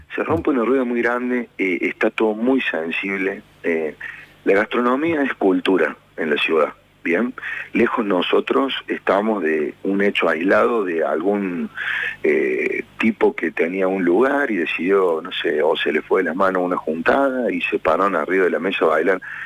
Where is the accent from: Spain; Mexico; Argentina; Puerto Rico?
Argentina; nosotros somos Argentina. Somos este hermoso país que nosotros amamos. Nosotros somos esta hermosa ciudad que defendemos